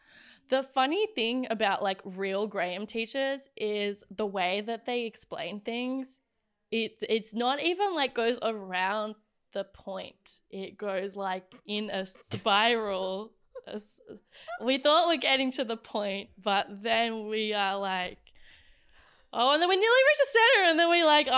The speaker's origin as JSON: {"language": "English", "country": "Australia", "said": "The worst thing you can possibly do as an Australian is to be loudly like, I am confidently myself, and I am."}